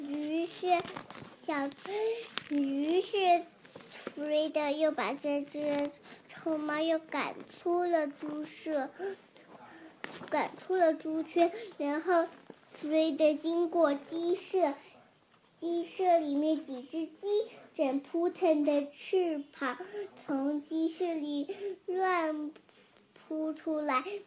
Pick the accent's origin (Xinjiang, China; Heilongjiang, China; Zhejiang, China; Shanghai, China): Zhejiang, China; Ningbo; 我来自宁波的